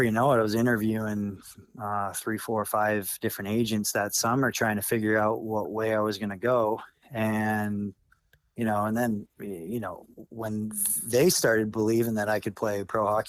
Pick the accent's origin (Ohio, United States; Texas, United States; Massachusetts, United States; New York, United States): Massachusetts, United States; New Bedford; I grew up in New Bedford, Mass, a little blue collar town up in South Shore, Mass, off the Cape.